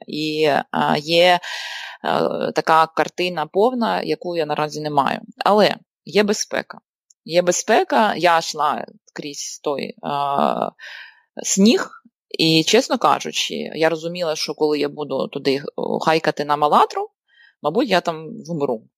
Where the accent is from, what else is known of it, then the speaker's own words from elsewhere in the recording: Donbas, Ukraine; moved away; я з Донбасу і моя родина, на жаль, ще досі лишається в окупації